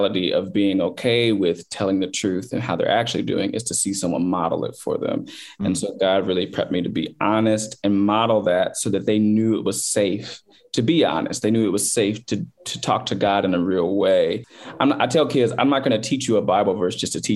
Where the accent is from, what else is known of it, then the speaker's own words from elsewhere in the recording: Chicago, Illinois, United States; I grew up in the South suburbs of Chicago